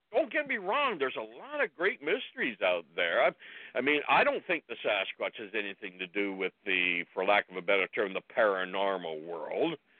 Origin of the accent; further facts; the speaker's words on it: Ontario, Canada; now in British Columbia, Canada; I grew up in Ontario, so I knew Ontario in Canada